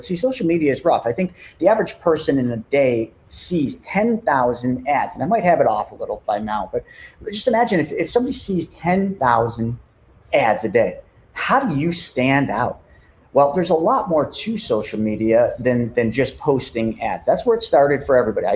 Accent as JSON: {"language": "English", "town": "Buffalo", "region": "New York", "country": "United States", "said": "I'm from Buffalo, New York."}